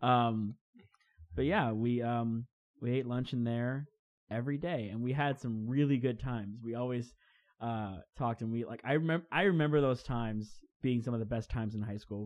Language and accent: English; Crestview, Florida, United States; we're both from Crestview, Florida